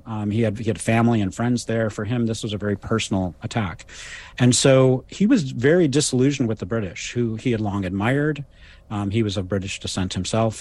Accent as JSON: {"language": "English", "town": "Ann Arbor", "region": "Michigan", "country": "United States", "tie": "born or raised there", "said": "I grew up in, uh, in, in Michigan, um, where I teach, and actually I was born in Ann Arbor in nineteen sixty-six"}